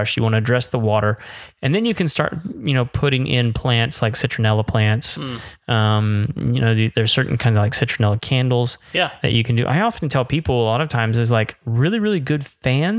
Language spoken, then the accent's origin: English; Florida, United States; moved away; growing up in Florida